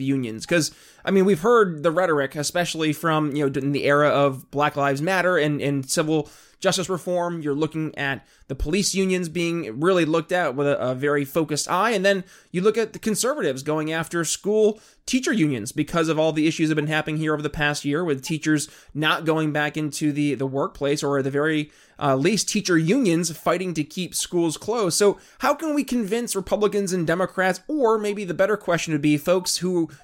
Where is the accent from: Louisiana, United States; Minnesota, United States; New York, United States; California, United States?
New York, United States; moved away; I hail originally from New York State